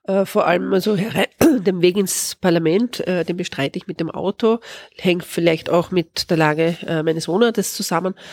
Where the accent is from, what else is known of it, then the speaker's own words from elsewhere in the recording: Vienna, Austria; born there; Ich bin in Wien geboren.